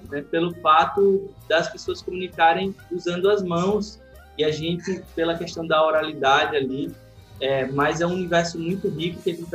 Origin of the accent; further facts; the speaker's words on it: Alagoas, Brazil; Eu sou, eu sou alagoano, é, moro em Maceió